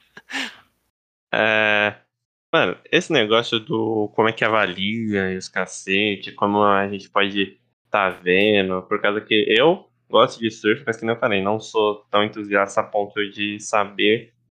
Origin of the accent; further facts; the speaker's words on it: Brazil; eu particularmente, né, como sou brasileiro, sempre vou achar que o BR tá certo